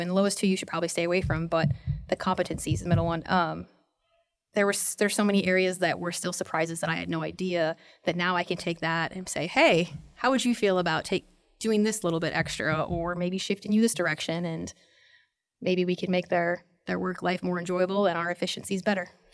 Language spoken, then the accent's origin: English; North Dakota, United States; moved away as an adult; also born or lived in San Diego; I was born in North Dakota